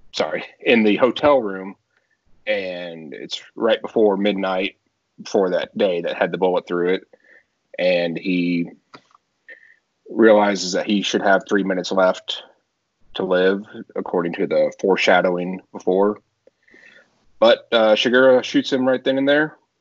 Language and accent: English; Texas, United States; now in South Carolina, United States; I'm originally from Texas